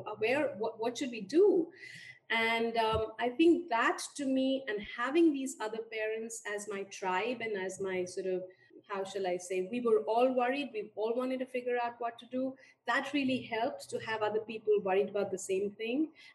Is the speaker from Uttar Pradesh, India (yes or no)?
no; Delhi, India; moved away as an adult; also born or lived in Kumaon Hills / United States; I was born and raised in India and mostly in Delhi